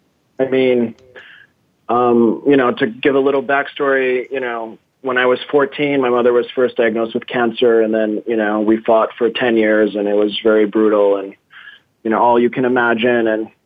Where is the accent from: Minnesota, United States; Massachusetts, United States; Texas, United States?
Massachusetts, United States; also born or lived in Brazil; I was raised, when I was born in Massachusetts into my Greek family, which is my mother's family. And, you know, my father was there, but I was raised by four very strong Greek women. And then I moved to Brazil